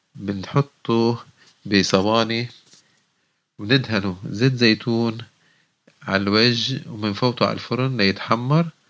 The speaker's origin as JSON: {"language": "Arabic", "country": "Lebanon", "tie": "born or raised there", "said": "إحنا ربينا بلبنان"}